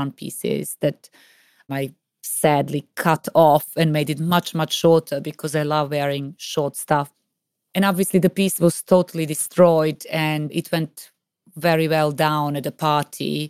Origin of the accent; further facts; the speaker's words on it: Serbia; moved away; When I was growing up in Serbia